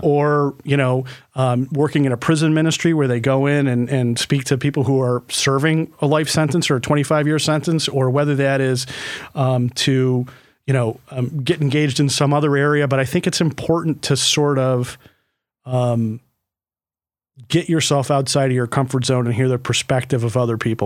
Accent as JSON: {"language": "English", "town": "Livonia", "region": "New York", "country": "United States", "tie": "born or raised there", "said": "growing up in Livonia, New York"}